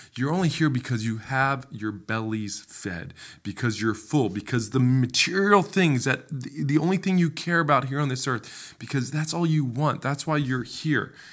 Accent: United States; an American

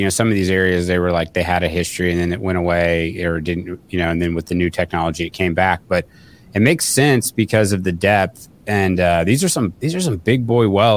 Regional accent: Oklahoma, United States; I'm from Oklahoma

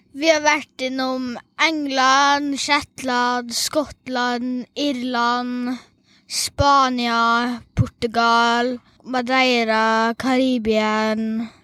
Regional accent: Ukraine; now in Norway; Jeg er opprinnelig fra Ukraina.

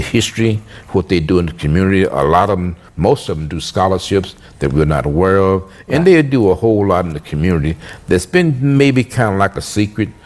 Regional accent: Tyler, Texas, United States; I'm from Tyler

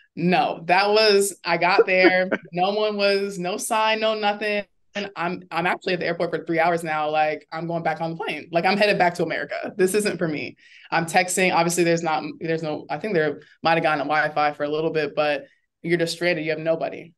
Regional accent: Orlando, Florida, United States; I am from Orlando

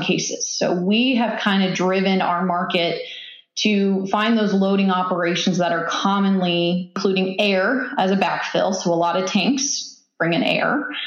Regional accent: Kansas, United States; moved away as an adult; now in Tulsa, United States; I am from Kansas originally

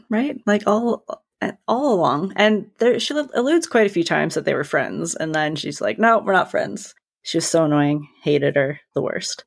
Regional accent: Canada; as a Canadian

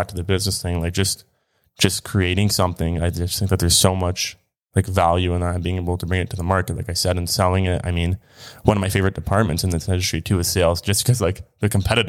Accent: Kingsville, Ontario, Canada; Yep. Yep. Born and raised in Kingsville, Ontario.

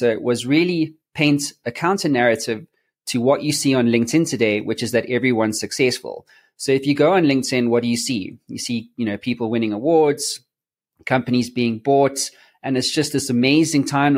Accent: South Africa; I'm from South Africa

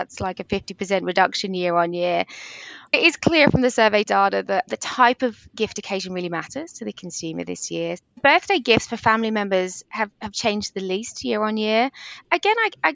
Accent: England, United Kingdom; accent: English; now in Australia; You might be able to hear from my English accent

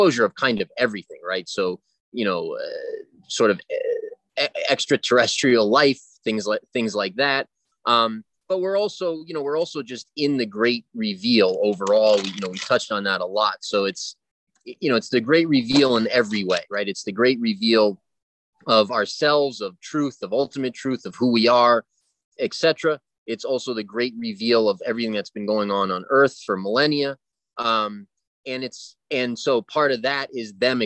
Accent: United States; I speak English, I'm from the States

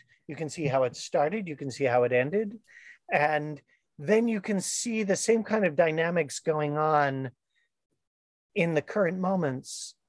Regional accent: St. Louis, Missouri, United States; I grew up in the Midwest, went mm-hmm. to a public school in St. Louis

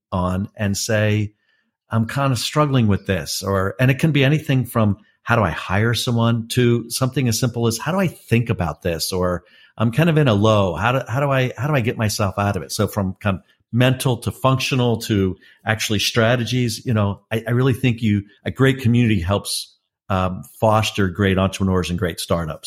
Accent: Raleigh-Durham, North Carolina, United States; my hometown of Raleigh-Durham

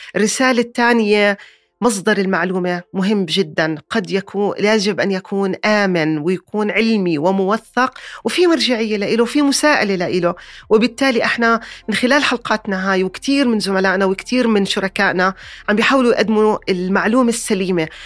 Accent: Jordan; عندنا بالأردن

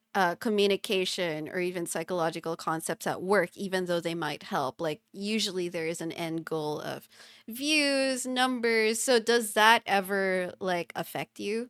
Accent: Philippines; first language English; us both being Filipino

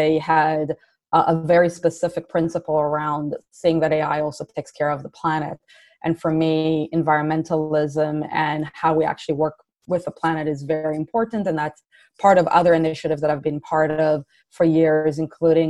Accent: Israel; moved away as an adult; also born or lived in Canada / San Francisco Bay Area; now in San Francisco, United States; So I was born and raised in Israel, and I moved out of Israel in my early 20s to Canada

